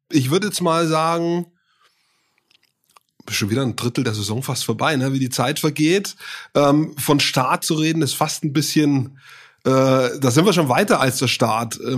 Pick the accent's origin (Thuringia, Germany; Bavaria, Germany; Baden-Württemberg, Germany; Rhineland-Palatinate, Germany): Bavaria, Germany; Hof; war das schon mal eine Kunst zu wissen als Franke. Ähm, ich komme aus Hof ursprünglich, überhaupt zu wissen, wo das ist.